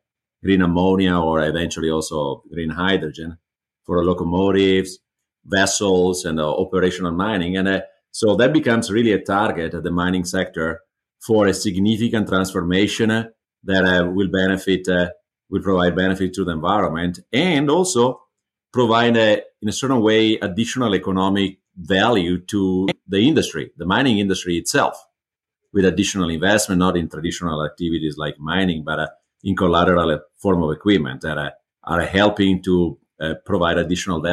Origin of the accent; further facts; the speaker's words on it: Italy; moved away as an adult; also born or lived in Switzerland / Germany / China; now in United States; I'm originally from Italy. I moved internationally.